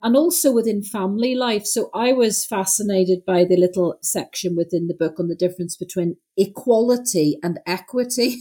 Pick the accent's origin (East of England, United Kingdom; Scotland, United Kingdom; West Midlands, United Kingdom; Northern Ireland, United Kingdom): Northern Ireland, United Kingdom; moved away; growing up in Northern Ireland